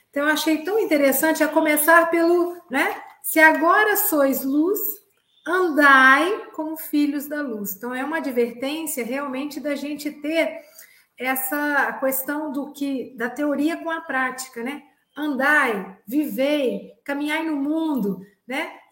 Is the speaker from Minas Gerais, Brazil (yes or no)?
yes; Minas Gerais, Brazil; eu também sou mineira. Mineiros é bom demais da conta.